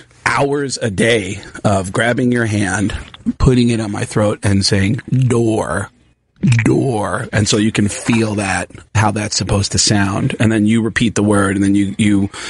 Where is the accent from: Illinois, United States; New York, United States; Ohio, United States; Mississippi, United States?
New York, United States; Mount Vernon; I grew up in a deaf family and I grew up in Mount Vernon outside the Bronx.